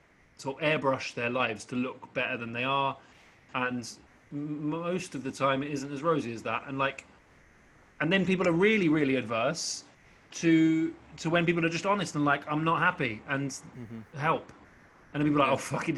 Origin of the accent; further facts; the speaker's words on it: England, United Kingdom; also born or lived in South Woodford, Essex; I'm so English